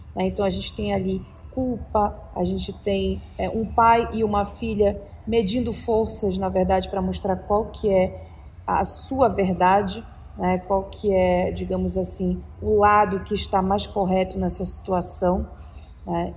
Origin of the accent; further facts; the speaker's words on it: Pará, Brazil; moved away; falando de Pará, né, o estado onde, de onde eu vim